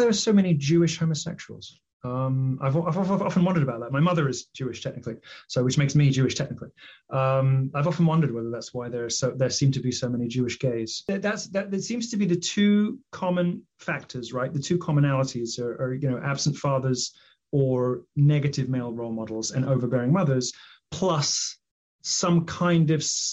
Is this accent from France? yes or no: no; United Kingdom; I'm British